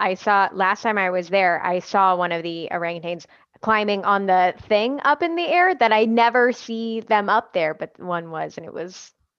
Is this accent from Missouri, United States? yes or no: yes; St. Louis, Missouri, United States; I'm from St. Louis. So I grew up going to the zoo all the time because the zoo's free.